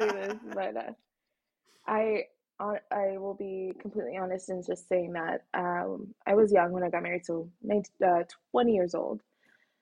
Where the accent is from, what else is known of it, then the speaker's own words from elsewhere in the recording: Canada; also born or lived in Egypt; I was born in Egypt, but my parents are Sudanese. So they met in Egypt, got married, had me. And when I was 3 years old, we immigrated to Canada. So I've lived here in Canada my whole life.